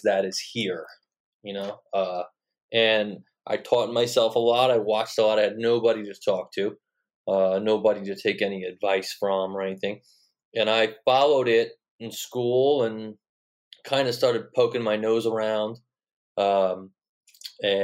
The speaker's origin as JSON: {"language": "English", "area": "Long Island", "region": "New York", "country": "United States", "tie": "born or raised there", "said": "I grew up on Long Island, like 15 miles from Belmont"}